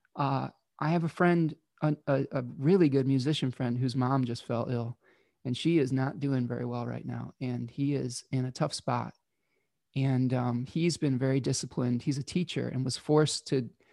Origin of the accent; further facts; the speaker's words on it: Michigan, United States; my home state of Michigan, in the United States